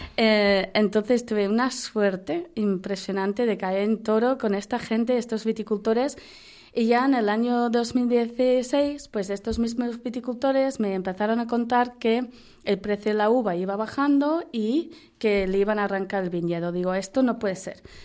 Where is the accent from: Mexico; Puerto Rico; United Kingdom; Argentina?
United Kingdom; accent: British; Spanish is a second language; moved away as an adult; also born or lived in Valladolid; now in Spain; como se ve por la voz, por el acento y por el nombre, pues sigo siendo giri, sigo siendo británica